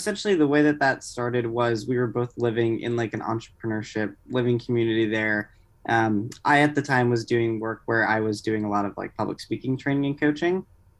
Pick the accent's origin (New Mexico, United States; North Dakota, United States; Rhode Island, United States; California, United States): Rhode Island, United States; also born or lived in Boston / Manhattan; now in New York, United States; I was actually born in Rhode Island originally. I went to school in Boston, and then I only lived in Manhattan for a few months. So newly transferred down here.